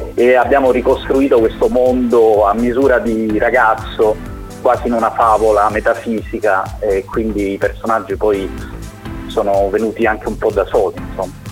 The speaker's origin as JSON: {"language": "Italian", "region": "Apulia", "country": "Italy", "said": "nel nostro dialetto i caponi non sono delle persone volgari"}